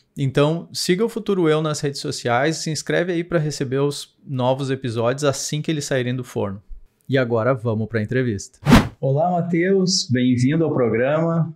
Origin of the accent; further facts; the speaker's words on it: Rio Grande do Sul, Brazil; nós somos de uma cidade do interior do Rio Grande do Sul